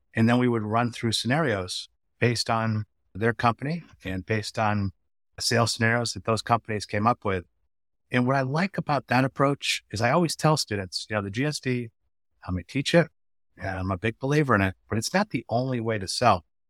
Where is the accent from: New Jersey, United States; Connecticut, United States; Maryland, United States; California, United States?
Connecticut, United States; moved away as an adult; also born or lived in Washington, D.C. / Western Massachusetts; I grew up in Connecticut